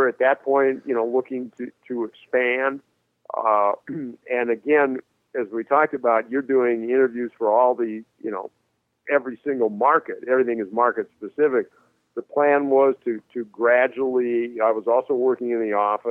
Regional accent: Minneapolis, Minnesota, United States; Minneapolis, my hometown

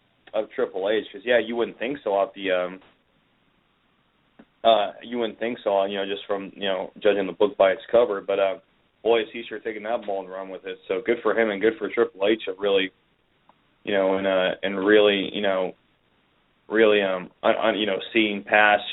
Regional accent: United States; we're two Americans in Wolverhampton

